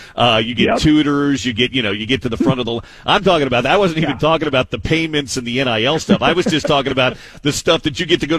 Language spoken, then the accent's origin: English; Midwest, United States; moved away as an adult; also born or lived in Southeast US; now in Utah, United States; I grew up in the Midwest.